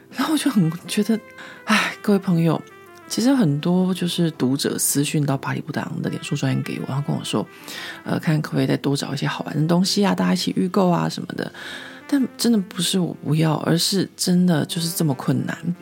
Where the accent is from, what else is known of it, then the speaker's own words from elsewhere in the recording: Taiwan; moved away as an adult; now in Paris, France; 因为我自己就是在亚洲长大嘛